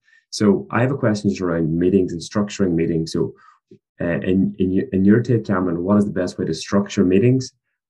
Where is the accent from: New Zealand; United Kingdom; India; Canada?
United Kingdom; County Derry, Northern Ireland; now in New York, United States; So I'm calling in from New York. That's where I'm based, but I'm from County Derry in Ireland.